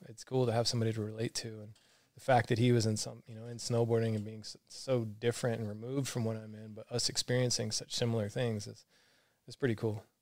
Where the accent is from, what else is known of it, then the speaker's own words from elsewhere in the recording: Alabama, United States; also born or lived in Florida / San Francisco; now in San Diego, United States; I grew up in Alabama